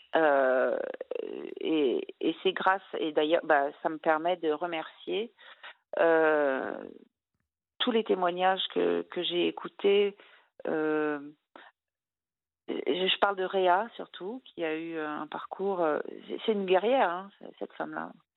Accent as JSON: {"language": "French", "region": "Brittany", "country": "France", "said": "je suis bretonne"}